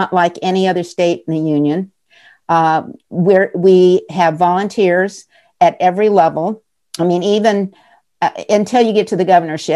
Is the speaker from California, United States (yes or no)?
yes; Central California, United States; moved away as an adult; now in New Hampshire, United States; I grew up in Central California